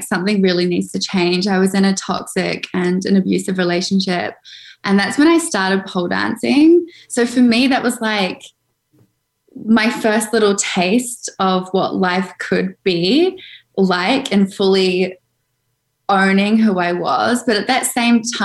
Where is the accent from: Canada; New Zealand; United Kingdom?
New Zealand; Auckland; I grew up in Auckland, New Zealand